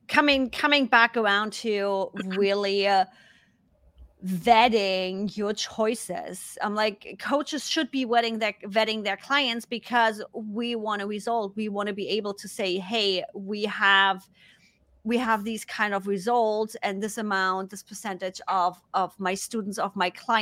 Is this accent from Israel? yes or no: no; Germany; accent: German; English is a second language; now in United States; Because of my accent, because of being a German that lives in the US that's now speaking English, my accent was way stronger.